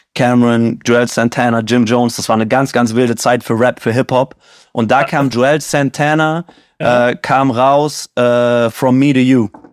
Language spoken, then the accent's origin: German; Siegen, North Rhine-Westphalia, Germany; now in Cologne, Germany; ich bin in Siegen groß geworden